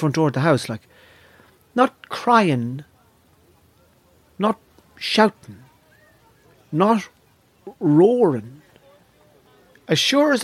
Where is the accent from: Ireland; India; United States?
Ireland; Navan, Leinster; When I was growing up in Navan